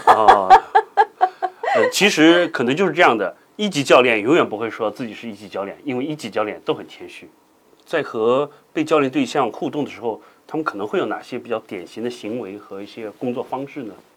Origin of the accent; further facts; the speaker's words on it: China; 我们中国人